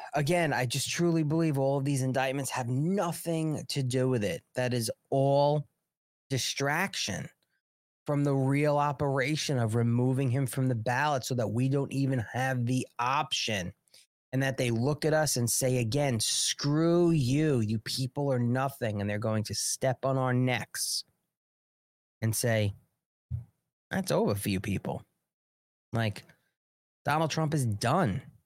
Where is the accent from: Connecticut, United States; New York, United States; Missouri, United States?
New York, United States; Long Island; accent: New York; I'm from Long Island